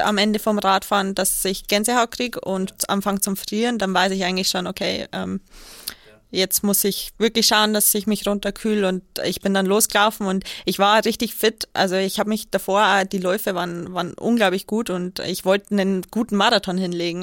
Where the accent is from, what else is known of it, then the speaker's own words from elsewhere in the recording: Kelheim, Bavaria, Germany; ist ja mein, meine Heimatstadt. Ähm, ich komme ja aus Kehlheim